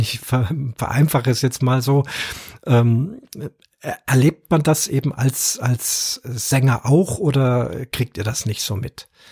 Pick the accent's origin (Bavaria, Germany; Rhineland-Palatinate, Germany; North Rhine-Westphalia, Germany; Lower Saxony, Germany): Bavaria, Germany; Munich; ich bin ja hier aus, aus Bayern, bin ein Münchner